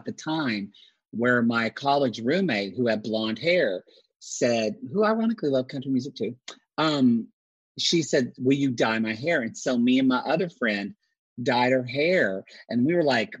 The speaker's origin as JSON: {"language": "English", "region": "Oklahoma", "country": "United States", "said": "I am from Oklahoma"}